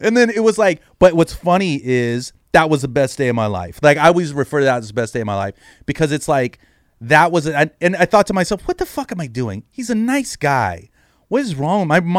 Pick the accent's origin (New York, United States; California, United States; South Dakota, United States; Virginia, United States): California, United States; San Jose; I'm from San Jose, born and raised in San Jose.